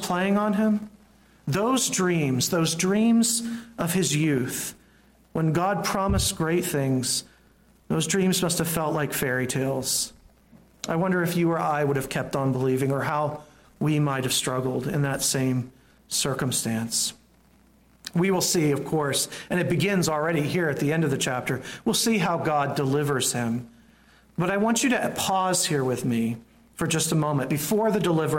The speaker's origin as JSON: {"language": "English", "region": "the South", "country": "United States", "tie": "born or raised there", "said": "growing up in the South"}